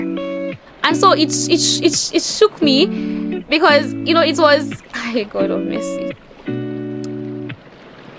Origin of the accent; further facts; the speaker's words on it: Nigeria; also born or lived in Lagos / Ota, Ogun State; I'm a Nigerian, and I reside in Lagos